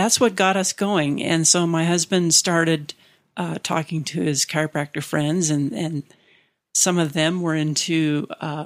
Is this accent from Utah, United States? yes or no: yes; Orem, Utah, United States; in seminary growing up in Orem